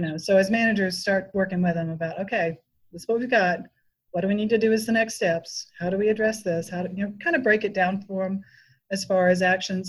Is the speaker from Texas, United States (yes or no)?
no; West Tennessee, United States; now in Nashville, United States; I was born and raised in West Tennessee, so I grew up on a farm out in the country